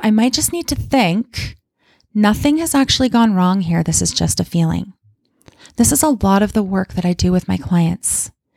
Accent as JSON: {"language": "English", "town": "Calgary", "region": "Alberta", "country": "Canada", "tie": "born or raised there", "moved": "as an adult", "lives_now": "Kamloops, Canada", "said": "I don't still live in my hometown of Calgary, Alberta"}